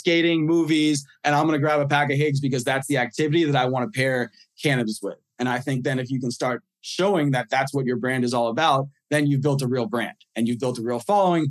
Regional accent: Los Angeles, California, United States; also born or lived in New York City, New York, United States / Miami, Florida, United States; I was then moved to Los Angeles around like 6 years old and raised there. So I'm very much a New York City person, kid at heart. Like, that will never change. But like, I'm a West Coast kid.

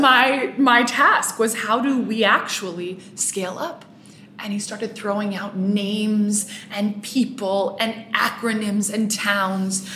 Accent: Bay Area, Northern California, United States; also born or lived in Marin County; I grew up in the Bay Area in Northern California

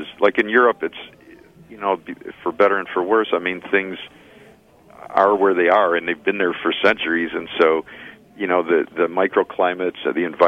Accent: Chicago, Illinois, United States; now in Ann Arbor, United States; I grew up in Chicago

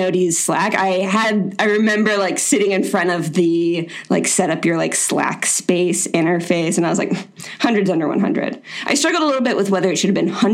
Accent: Florida, United States; I'm from Florida. It's the weirdest state in the country

